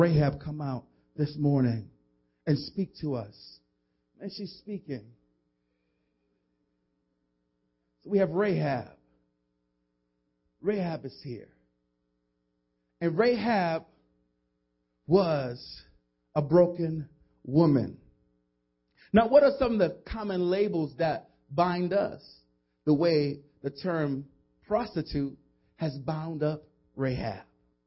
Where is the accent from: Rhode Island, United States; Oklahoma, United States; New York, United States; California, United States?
New York, United States; New York City; where I come from the South Bronx